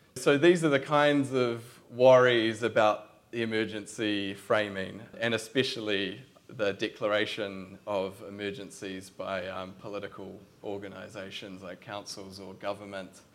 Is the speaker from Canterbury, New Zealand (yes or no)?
yes; Christchurch, Canterbury, New Zealand; I'm from Christchurch